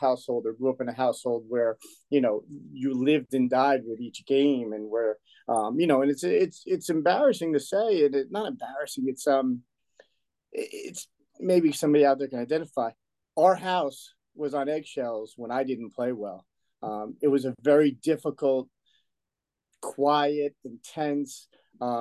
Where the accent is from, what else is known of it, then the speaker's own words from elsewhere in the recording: Woodbridge, New Jersey, United States; I grew up in Woodbridge, New Jersey. We grew up in a little town, a section of Woodbridge called Colonia